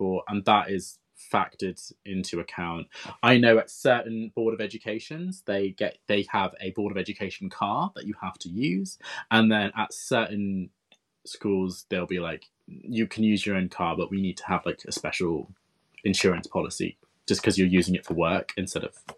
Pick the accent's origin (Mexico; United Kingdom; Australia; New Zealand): United Kingdom; moved away as an adult; now in Japan; we're from the United Kingdom